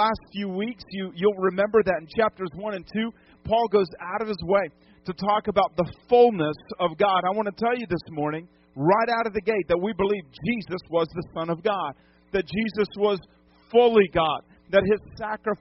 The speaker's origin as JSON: {"language": "English", "region": "New England", "country": "United States", "tie": "born or raised there", "moved": "yes", "lives_now": "Lodi, United States", "said": "I grew up in New England"}